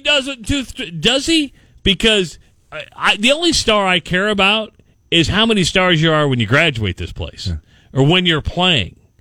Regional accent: Minden, Iowa, United States; I actually grew up in Minden, so I drove uh, about 40 miles every Saturday and Sunday to do the weekend shifts on KNOD. So I grew up in Minden.

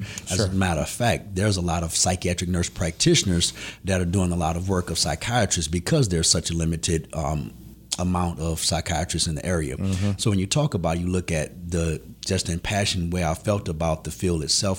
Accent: New Orleans, Louisiana, United States; I'm from New Orleans, Louisiana.

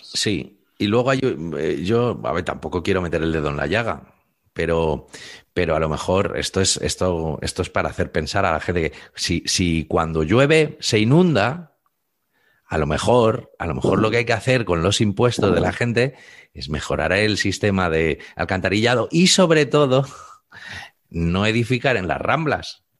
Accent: Spain

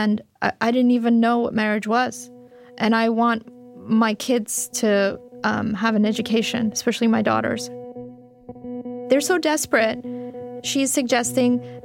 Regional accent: Fremont, California, United States; moved away as an adult; also born or lived in Afghanistan; now in Istanbul, Turkey; When I was growing up in Fremont, California

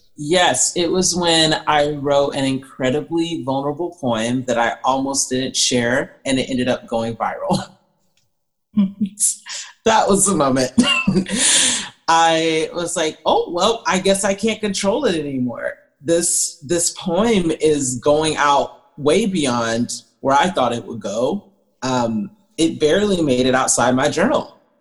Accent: Atlanta, Georgia, United States; I grew up in Atlanta, Georgia area.

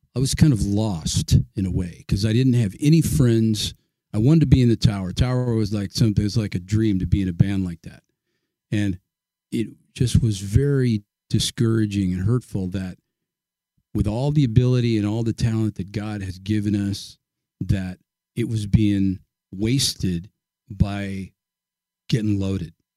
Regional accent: Pleasanton, California, United States; born or raised there; also born or lived in Oakland, California

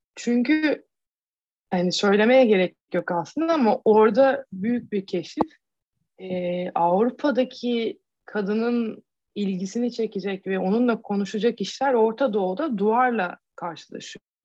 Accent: Turkey; moved away; bir Türk olarak

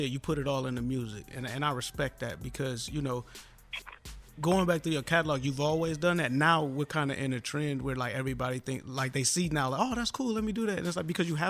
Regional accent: Detroit, Michigan, United States; also born or lived in Ohio; growing up in Detroit

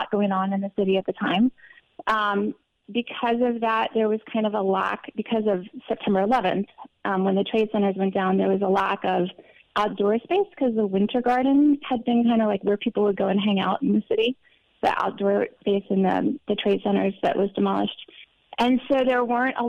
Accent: Montgomery, Alabama, United States; moved away as an adult; also born or lived in Mons, Belgium / Virginia / Manhattan, New York; when I was about two or three, my family moved to Alabama

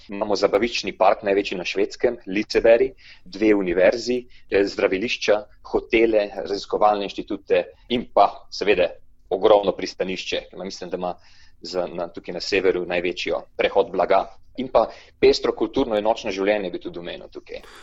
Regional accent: Slovenia; da sem iz Slovenije

